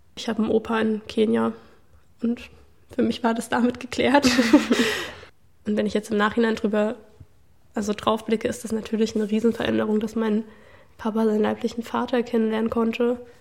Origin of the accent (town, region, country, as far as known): Leipzig, Saxony, Germany